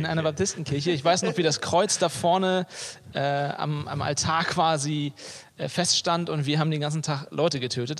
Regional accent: Hamburg, Germany; moved away as an adult; now in Leipzig, Germany; ich bin Hamburger in meinem Herzen. Ne? Also ich, ich komme ich komm von hier, ich bin hier geboren, aufgewachsen

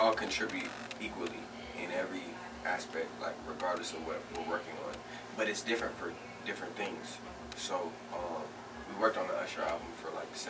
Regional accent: Miami, Florida, United States; now in Los Angeles, United States; I grew up in Miami with the Caribbean, you know what I'm saying? Both my parents are Jamaican.

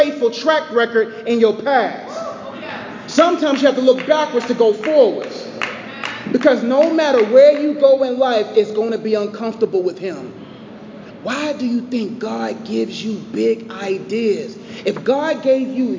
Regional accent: Nigeria; I'm Nigerian.

